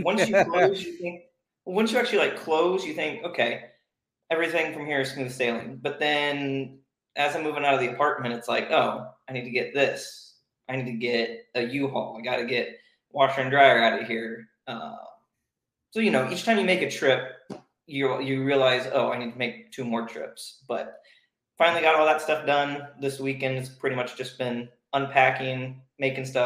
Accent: Arlington, Texas, United States; born in Arlington, right, smack dab in between Fort Worth and Dallas. Grew up... pretty normal family.

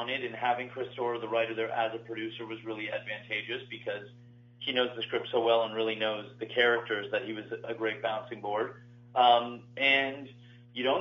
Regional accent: Canada; I'm from Canada, and that's where I've done most of my work all through my life

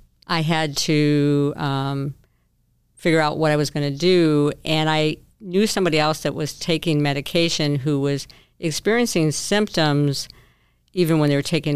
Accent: southwest suburbs of Chicago, Illinois, United States; I am from the southwest suburb of Chicago in Illinois.

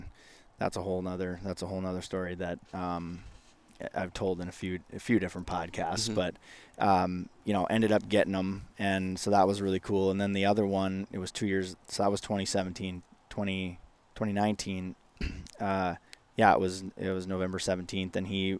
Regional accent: Minnesota, United States; when I was growing up in Northwest Minnesota, it was, I mean, man, everything was

